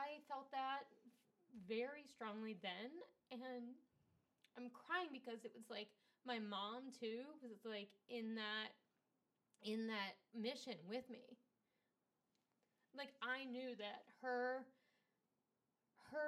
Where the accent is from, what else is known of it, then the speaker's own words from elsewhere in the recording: United States; as an American